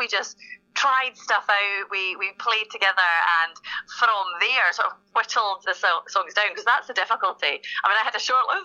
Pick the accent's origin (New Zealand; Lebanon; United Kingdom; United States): United Kingdom; Connel, Scotland; I'm from Connell originally, which is one of the wee villages just outside Oban